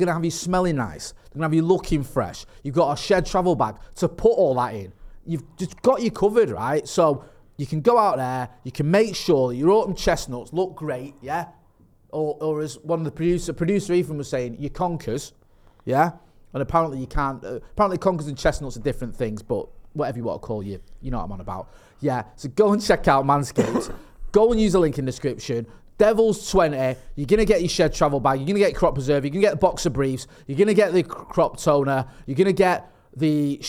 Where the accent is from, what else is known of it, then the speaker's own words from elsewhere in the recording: Eccles, North West England, United Kingdom; also born or lived in Stretford / Partington; I'm from Eccles. I've lived in Stretford. Yeah. I've lived in Stretford. I've lived in Ermsel. I've lived in Partington.